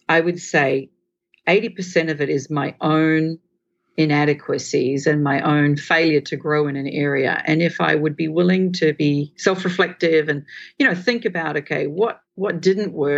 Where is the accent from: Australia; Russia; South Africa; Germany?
Australia; also born or lived in England; now in Singapore; I'm from Australia. We live in Singapore.